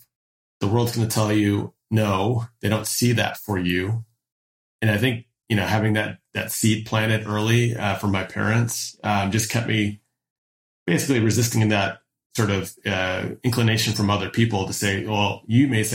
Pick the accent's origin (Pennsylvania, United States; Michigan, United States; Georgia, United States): Michigan, United States; Detroit; also born or lived in Newburgh, New York; I was born in Newburgh, New York, but I spent the majority of my childhood in the Downriver Detroit metropolitan area.